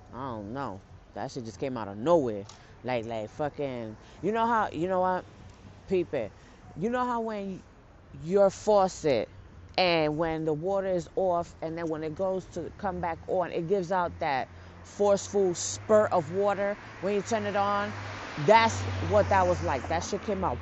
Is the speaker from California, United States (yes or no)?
no; New York City, New York, United States; I'm from the Bronx